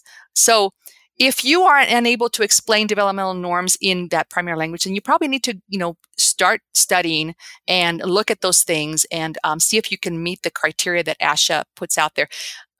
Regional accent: California, United States; accent: Cuban; also born or lived in Cuba; I'm Cuban. I grew up in Southern California after I arrived in the, you know, Central American, South American community. But I'm Cuban. And so I speak the Cuban dialect

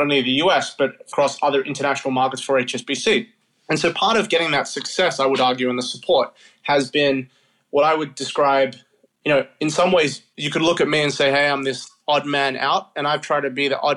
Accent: Australia; moved away as an adult; now in New York, United States; I'm Australian. My parents, grandparents are from Africa

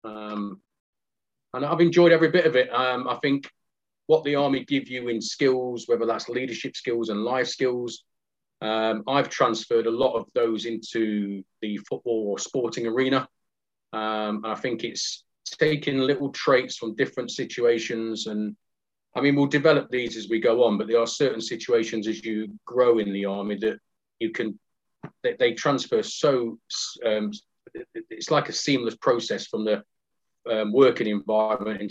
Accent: Nottingham, East Midlands, United Kingdom; I'm from Nottingham. I was brought up in, shall we say, a robust council estate called Aspley in Nottingham

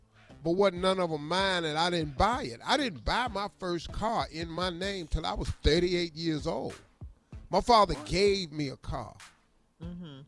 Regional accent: Cleveland, Ohio, United States; Because Isaiah's 61. I'm 65. He from Chicago. I'm from Cleveland.

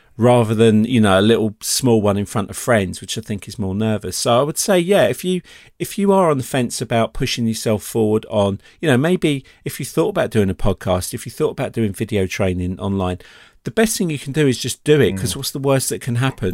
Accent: United Kingdom; being British

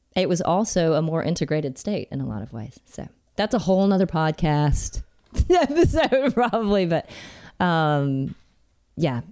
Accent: Alabama, United States; I'm from Alabama, born and raised

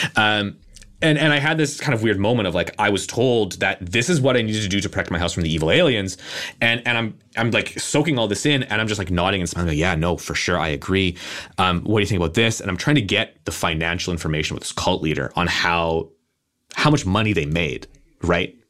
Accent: Canada; I'm a Canadian

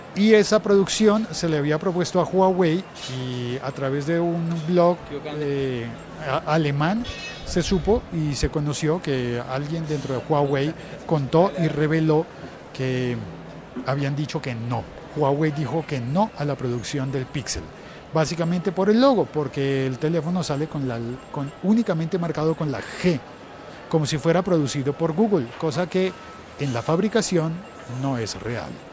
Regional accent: Colombia; así somos los colombianos

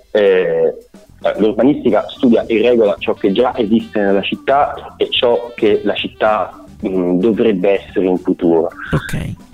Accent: Avellino, Campania, Italy; moved away as an adult; nato ad Avellino, {S0} okay, {S1} ho vissuto ad Avellino

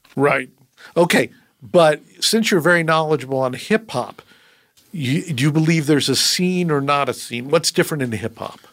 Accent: Connecticut, United States; I grew up in Connecticut

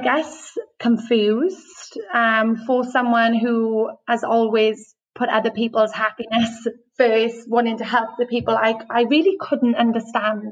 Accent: Wales, United Kingdom; moved away as an adult; now in Australia; I'm from Wales. So um, grew up in the UK and moved to mm. Australia six years ago

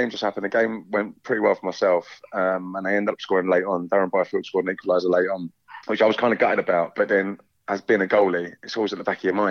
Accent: London, United Kingdom; So I grew up in pubs in West London.

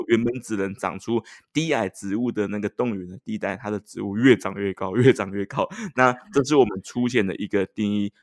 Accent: Taiwan; 我们是台湾的名嘴

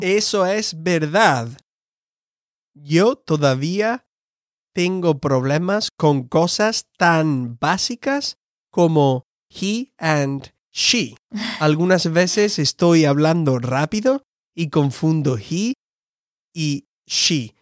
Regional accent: Andalusia, Spain; moved away as an adult; now in United States; original de España, del sur, una región que se llama Andalucía

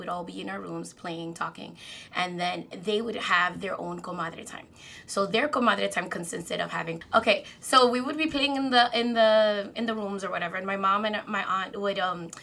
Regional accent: New York City, New York, United States; also born or lived in Dominican Republic; Dominicana from the Heights

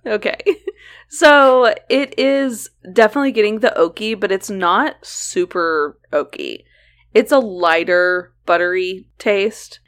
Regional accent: Oklahoma, United States; we grew up in Oklahoma

